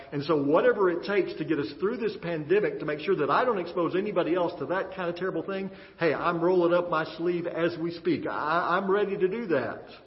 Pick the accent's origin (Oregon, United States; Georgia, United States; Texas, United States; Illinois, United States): Texas, United States; growing up in Texas